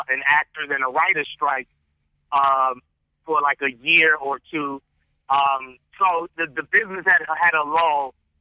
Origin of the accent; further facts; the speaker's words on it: New York, United States; moved away as an adult; also born or lived in Los Angeles, California; I'm a dude from New York in the middle of South Central